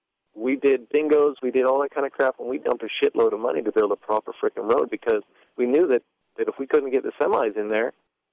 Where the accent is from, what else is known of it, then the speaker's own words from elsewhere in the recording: Regina, Saskatchewan, Canada; I'd bring back the Regina race, but that's just because I'm from Regina.